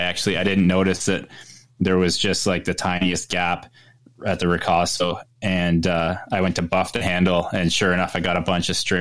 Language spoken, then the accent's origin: English; Ontario, Canada; now in British Columbia, Canada; I grew up in Ontario, which is more central east above New York there.